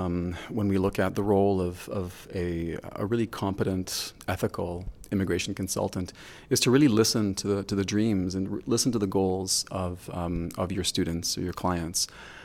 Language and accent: English; Lagos, Nigeria; So I was really fortunate in that I grew up in West Africa. I spent so much time in Nigeria. 8 years of my life I spent with my father in Lagos, Nigeria.